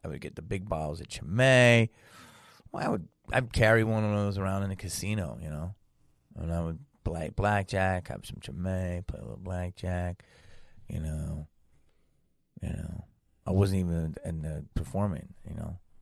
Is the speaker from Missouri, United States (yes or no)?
no; Philadelphia, Pennsylvania, United States; moved away as an adult; I was raised in Philadelphia